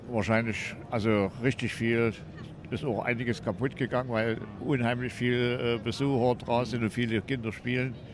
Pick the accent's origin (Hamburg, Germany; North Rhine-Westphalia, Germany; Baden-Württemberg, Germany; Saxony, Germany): Saxony, Germany; Wurzen; Ja, ich bin der …. Ich komme aus Wurzen, bin hier Privataussteller, das ist eine eigene Sammlung.